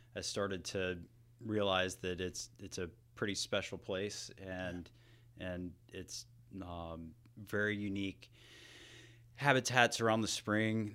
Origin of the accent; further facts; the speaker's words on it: Hamilton, Georgia, United States; I grew up near Columbus, Georgia